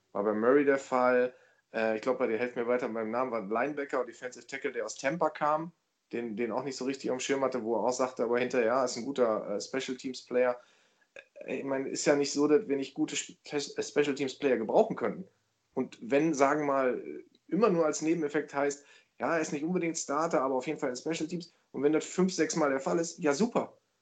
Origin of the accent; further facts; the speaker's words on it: Germany; ich bin kein Amerikaner, ich bin Deutscher